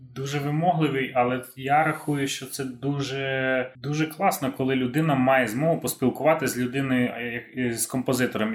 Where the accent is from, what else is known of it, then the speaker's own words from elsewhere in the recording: Carpathians, Chernivtsi Oblast, Ukraine; А я ж виріс в Карпатах. Я ж з Чернівецької області, я ці гори облазив в дитинстві